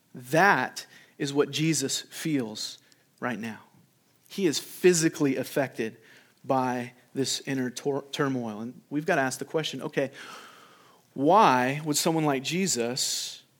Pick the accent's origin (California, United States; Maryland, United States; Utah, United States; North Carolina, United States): California, United States; when I was a kid growing up in California